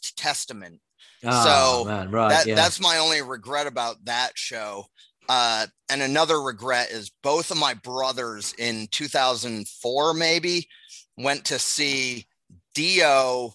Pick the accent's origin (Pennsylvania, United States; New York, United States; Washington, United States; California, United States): Pennsylvania, United States; Philadelphia; I flew here from Philly just for the show.